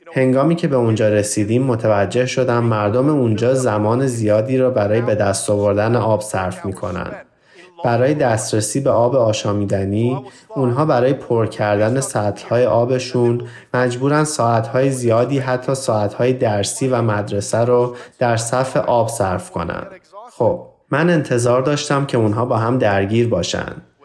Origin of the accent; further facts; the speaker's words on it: Iran; من در ایران بزرگ شدم در زمان جنگ ایران و عراق